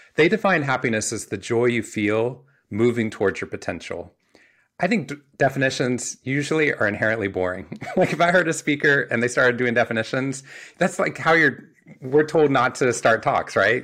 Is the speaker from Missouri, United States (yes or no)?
no; Waco, Texas, United States; I grew up in Waco, Texas